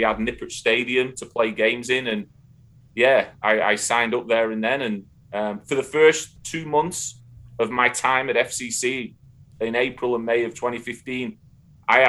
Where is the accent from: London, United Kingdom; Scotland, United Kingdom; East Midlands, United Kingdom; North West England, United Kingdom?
North West England, United Kingdom; Darwen; moved away as an adult; now in United States; growing up in Northern England, I mean, where Darwin is, Blackburn is, you know, within 40 miles radius of my hometown